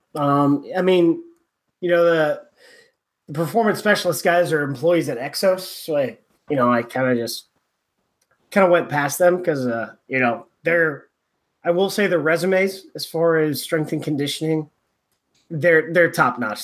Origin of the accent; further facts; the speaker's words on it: California, United States; I'm from California